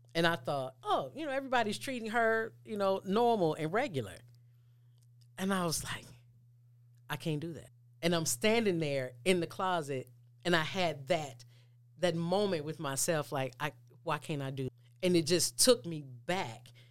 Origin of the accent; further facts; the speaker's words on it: Mississippi, United States; we grew up climbing trees. I'm from Mississippi.